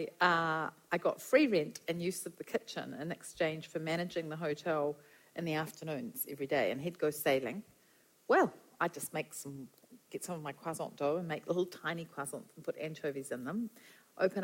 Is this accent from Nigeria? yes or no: no; Wellington, New Zealand; also born or lived in Gisborne / Brazil; Came back to New Zealand, and I went home to live with my parents in Wellington.